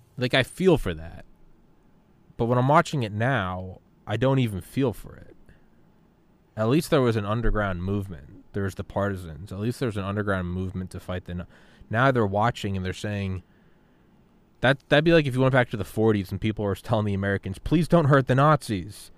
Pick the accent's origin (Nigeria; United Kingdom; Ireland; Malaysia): Ireland; now in United States; I'm an immigrant. I'm an Irish immigrant